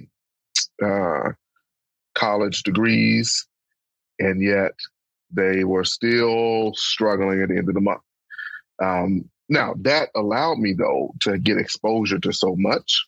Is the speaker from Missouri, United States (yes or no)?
no; Pine Bluff, Arkansas, United States; moved away as an adult; my hometown of Pine Bluff